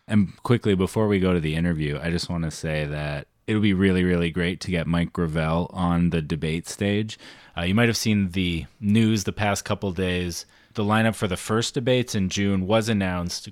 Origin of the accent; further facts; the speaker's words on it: Canada; I'm Canadian.